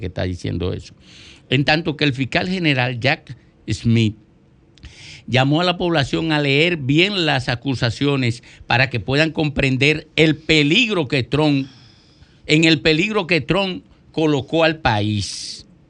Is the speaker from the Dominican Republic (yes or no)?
yes; Miches, El Seibo, Dominican Republic; hoy se celebra el patrón de Miches, el patrón de San Antonio, mi pueblo natal